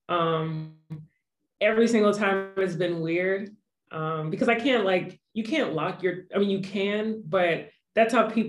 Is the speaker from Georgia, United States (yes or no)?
yes; Atlanta, Georgia, United States; also born or lived in Los Angeles; I was raised in Atlanta